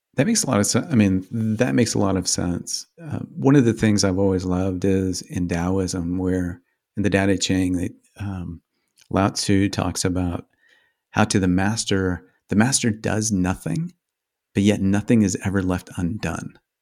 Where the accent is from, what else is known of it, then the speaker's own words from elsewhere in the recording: Midwest, United States; I grew up in the Midwest